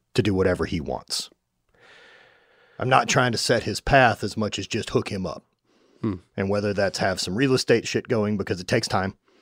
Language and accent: English; Louisiana, United States; I grew up in Louisiana, like hunting alligators